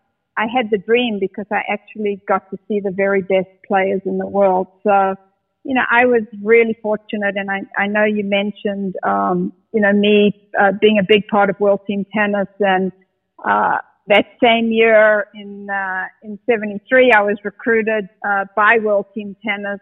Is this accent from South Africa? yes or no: yes; South Africa; now in United States; I grew up in the apartheid era